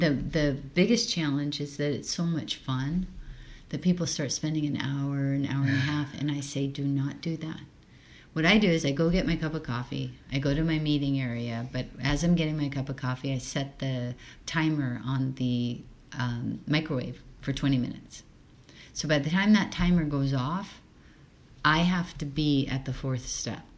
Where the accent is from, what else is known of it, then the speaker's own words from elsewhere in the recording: Hawaii, United States; English is a second language; I was born and raised in Hawaii